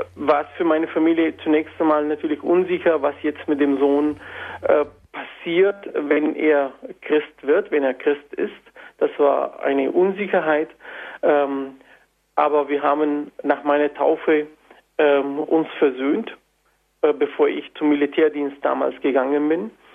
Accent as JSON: {"language": "German", "town": "Antakya", "region": "Hatay", "country": "Turkey", "second_language": "German", "moved": "yes", "lives_now": "Germany", "said": "ich stamme aus Antakya"}